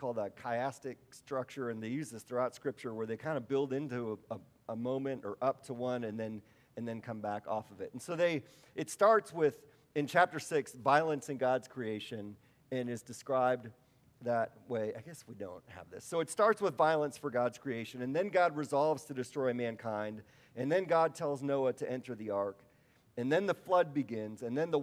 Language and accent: English; Wisconsin, United States; I'm from Wisconsin.